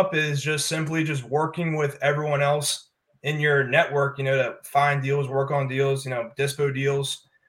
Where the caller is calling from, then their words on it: Durham, North Carolina, United States; I'm tuning in from Durham, North Carolina.